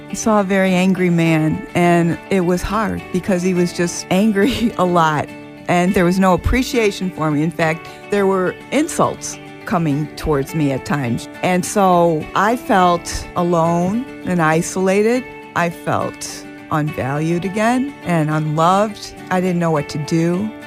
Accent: Illinois, United States; born or raised there; also born or lived in Jacksonville, Florida

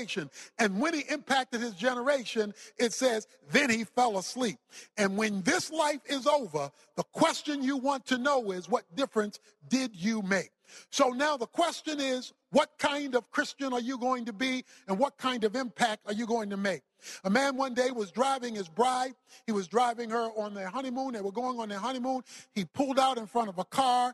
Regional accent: Baltimore, Maryland, United States; I was raised in Baltimore, Maryland. I was raised in the hood, so to speak

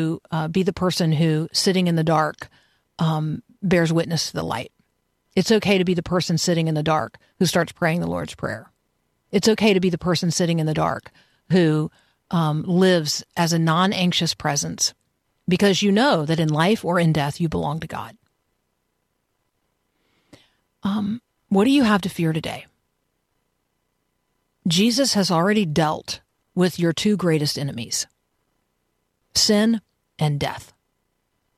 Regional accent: Tampa, Florida, United States; I grew up in Tampa and I went to the University of Florida as an undergrad

